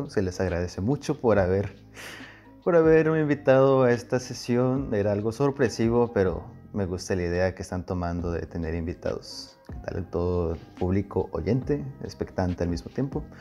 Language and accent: Spanish; Puebla, Mexico; now in Guasave, Mexico; no soy sinaloense, no le hagan caso, soy de Puebla, mm. pero fue en Sinaloa.